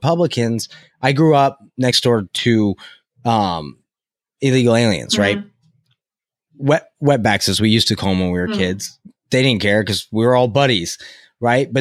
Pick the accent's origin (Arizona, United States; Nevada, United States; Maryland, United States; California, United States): California, United States; I'm from California